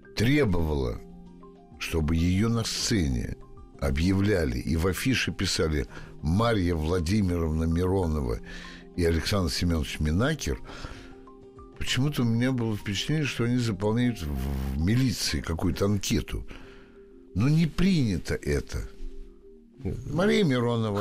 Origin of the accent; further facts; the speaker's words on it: Moscow, Russia; Я москвич всю жизнь прожил здесь